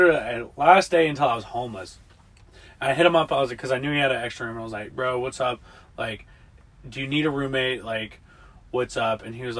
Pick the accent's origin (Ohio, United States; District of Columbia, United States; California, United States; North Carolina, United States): North Carolina, United States; Durham; moved away as an adult; also born or lived in Asheville, North Carolina; before I went on the road trip, I lived in Asheville, North Carolina, and before that, I'm from Durham, North Carolina. So I moved to Asheville, North Carolina